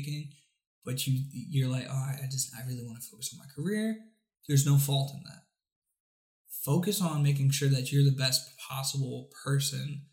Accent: Reading, Pennsylvania, United States; moved away; I'm from Reading

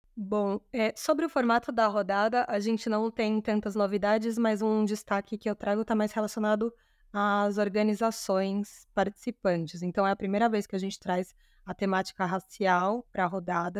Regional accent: São Paulo, Brazil; Eu sou de São Paulo

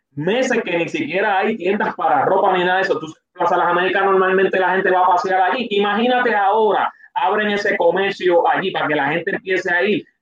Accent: Puerto Rico; somos boricuas

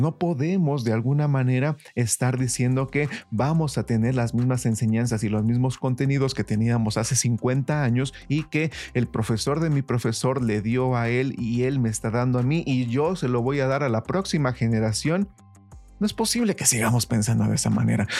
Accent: Mexico; nosotros como mexicanos

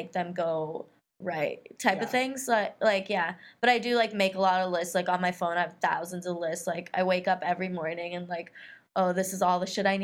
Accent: California, United States; moved away as an adult; also born or lived in Africa / Middle East / India; I grew up in California since I was 10 years old

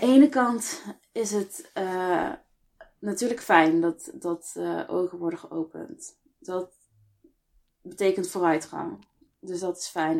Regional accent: Best, North Brabant, Netherlands; also born or lived in Eindhoven; ik ben opgegroeid in Nederland. hier geboren in, in Best, woon in Eindhoven nu al een aantal jaar.

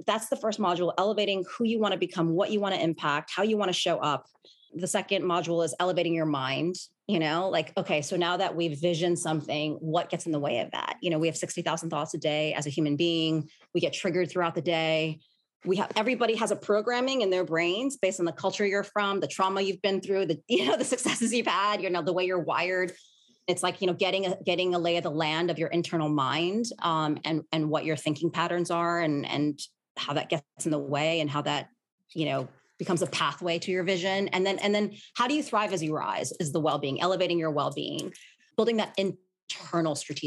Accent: New York, United States; I was born and raised in Manhattan

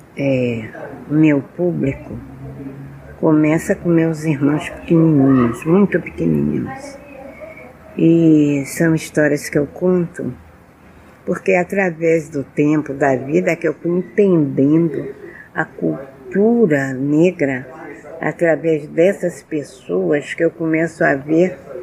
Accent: Rio de Janeiro, Brazil; moved away as an adult; now in Salvador, Brazil; nasci no Rio, como eu disse anteriormente, no bairro da Tijuca, mas eu já vivo aqui na Bahia já há 50 anos

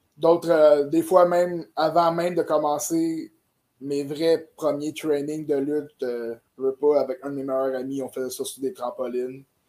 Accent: Saint-Jean-sur-Richelieu, Quebec, Canada; je viens de Saint-Jean puis que c'est ma ville

